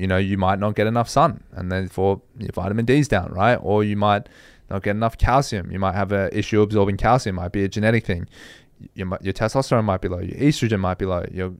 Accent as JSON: {"language": "English", "country": "Australia", "said": "And I think that's a big thing that you underappreciate as an Australian because you have such good weather year-round."}